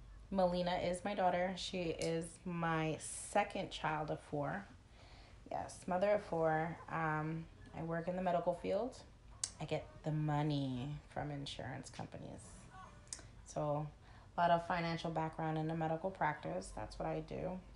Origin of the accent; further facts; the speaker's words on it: New Jersey, United States; moved away as an adult; now in Lakeland, United States; we're originally from Jersey. Can't forget about that. We are in Lakeland, Florida right now.